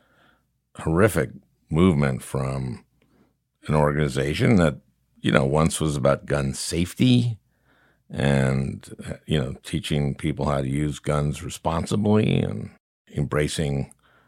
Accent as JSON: {"language": "English", "region": "Minnesota", "country": "United States", "tie": "born or raised there", "said": "I grew up in Minnesota"}